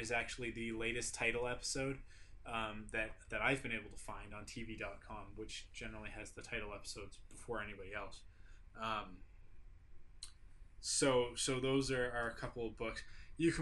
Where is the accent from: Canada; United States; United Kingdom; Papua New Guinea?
Canada; obviously I'm from Canada, not Australia. Can you tell by the accent